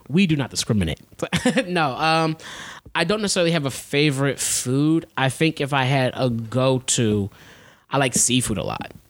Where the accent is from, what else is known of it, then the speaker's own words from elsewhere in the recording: Philadelphia, Pennsylvania, United States; I'm from Philadelphia. That's where I'm from. From Philly. Born and raised.